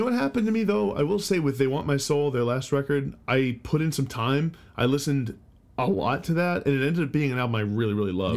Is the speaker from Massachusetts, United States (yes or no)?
yes; Boston, Massachusetts, United States; We're from the Boston